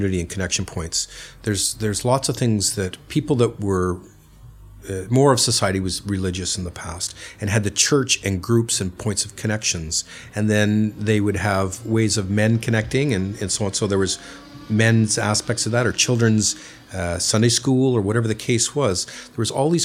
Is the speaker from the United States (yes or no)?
no; Canada; now in London, United Kingdom; I'm Canadian, and in Canada, there's a longer parental leave for a child's birth